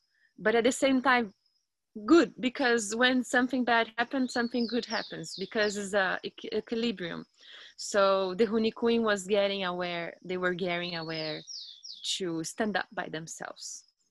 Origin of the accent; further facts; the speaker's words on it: Brazil; English is a second language; I am from Brazil, from South Brazil. It's nearby São Paulo. When we say nearby, it's like 5 hours by car.